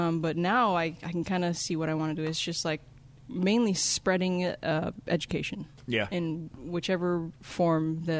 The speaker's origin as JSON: {"language": "English", "town": "Waianae", "region": "Hawaii", "country": "United States", "tie": "born or raised there", "moved": "as an adult", "lives_now": "Tacoma, United States", "said": "I grew up in Waianae, Hawaii."}